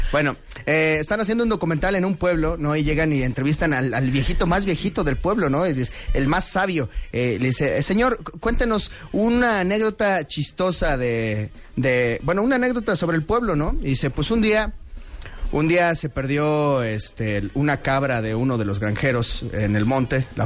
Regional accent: Mexico City, Mexico; also born or lived in Narvarte, Mexico City; yo soy de Iztapalapa y actualmente pues vivo en la colonia Narvarte, o sea, ya vivo más o menos eh, rodeado de la clase media

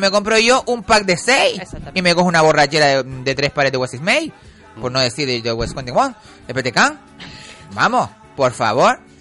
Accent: Canary Islands, Spain; como los canarios

